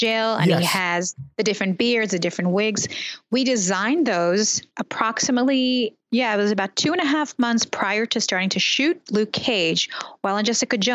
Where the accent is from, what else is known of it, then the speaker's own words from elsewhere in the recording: Israel; I grew up in Israel. I was born in the early 70s.